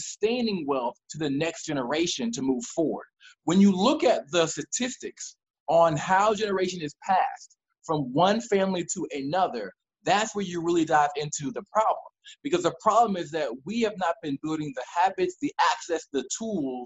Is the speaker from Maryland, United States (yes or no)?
yes; Maryland, United States; also born or lived in North Carolina; I was born and raised in Maryland